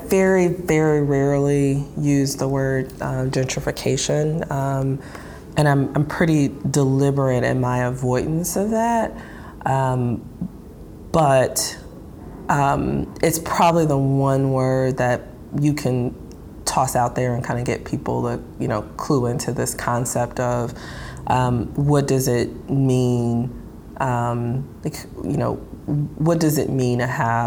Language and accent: English; Detroit, Michigan, United States; also born or lived in New York City / North Carolina; I grew up here. I am a public school grad. And like many people who grew up here, I just have had this lifelong appreciation and love for this city. So it feels really good to do this work in my hometown